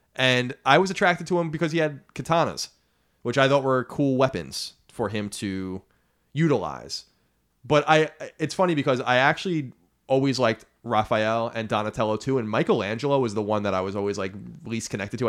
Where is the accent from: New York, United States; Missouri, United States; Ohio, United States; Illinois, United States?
New York, United States; Long Island; growing up on Long Island